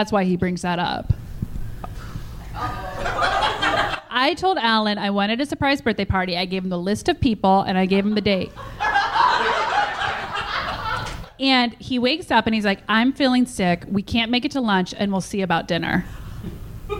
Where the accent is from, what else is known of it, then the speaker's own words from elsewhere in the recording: Nebraska, United States; moved away; I'm from Nebraska.